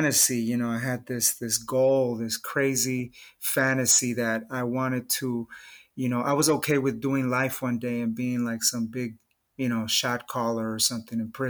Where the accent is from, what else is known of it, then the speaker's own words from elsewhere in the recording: Los Angeles, California, United States; I was raised in East